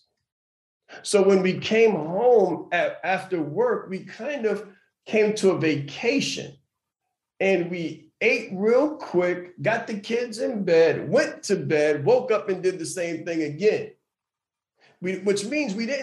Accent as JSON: {"language": "English", "town": "New York City", "region": "New York", "country": "United States", "tie": "born or raised there", "said": "I'm a kid from Harlem"}